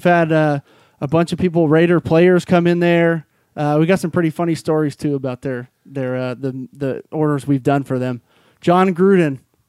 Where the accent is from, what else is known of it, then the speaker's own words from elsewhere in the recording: Alameda, California, United States; I grew up in Alameda, California my whole life. My family's from there